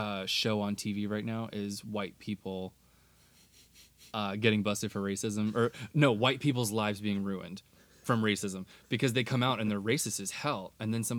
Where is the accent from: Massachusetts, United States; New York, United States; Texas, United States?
Texas, United States; Texas, my home state